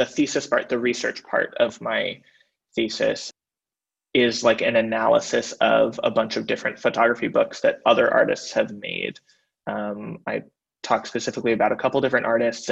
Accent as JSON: {"language": "English", "town": "Berkeley", "region": "California", "country": "United States", "said": "I am originally from Berkeley, California"}